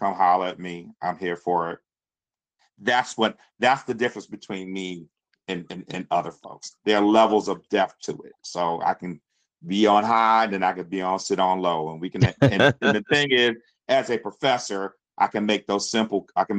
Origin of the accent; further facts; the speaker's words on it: New York City, New York, United States; I'm from Brooklyn, New York, from Mossy Projects.